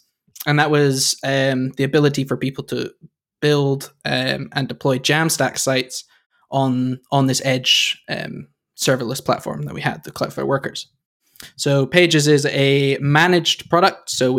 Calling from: London, United Kingdom; I'm in London, where it's quite dark now.

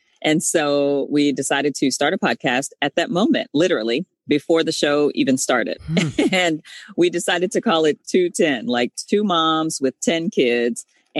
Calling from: Concord, North Carolina, United States; I'm calling in from Concord, North Carolina.

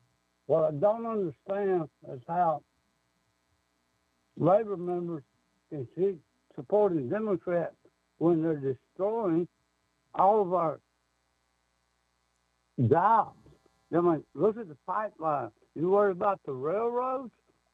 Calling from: Alabama, United States

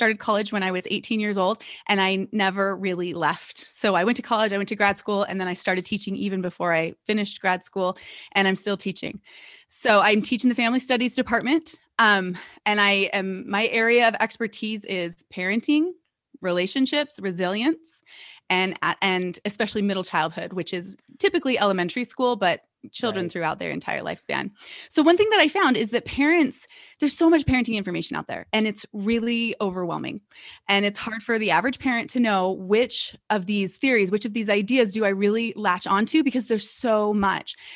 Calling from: Salt Lake City, Utah, United States; I am in a suburb of Salt Lake City. So, I'm coming in from Salt Lake City, Utah.

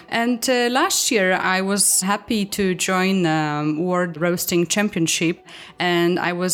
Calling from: Warsaw, Masovian Voivodeship, Poland; Uh, Warsaw, Poland is hot, absolutely hot here.

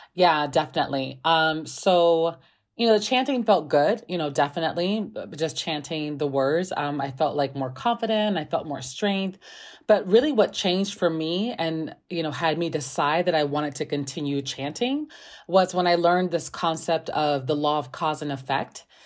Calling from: Chicago, Illinois, United States; I'm calling from Chicago, Illinois

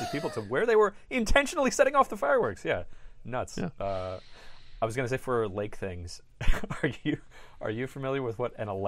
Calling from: New York, United States; I am calling you from

